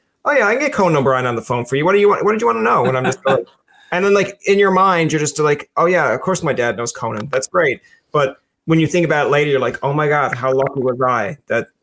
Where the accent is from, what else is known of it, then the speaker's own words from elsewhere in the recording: Newfoundland and Labrador, Canada; moved away as an adult; also born or lived in Ontario; I moved away from Newfoundland to go to school